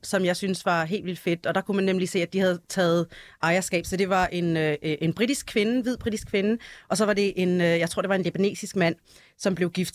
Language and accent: Danish; Denmark; vi, vi alle sammen er, er født og opvokset i Danmark